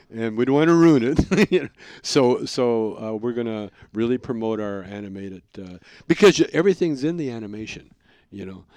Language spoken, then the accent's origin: English; Canada; I'm a Canadian